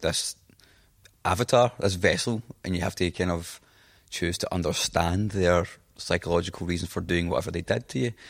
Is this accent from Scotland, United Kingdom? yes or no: yes; Scotland, United Kingdom; accent: Scottish; my Scottish accent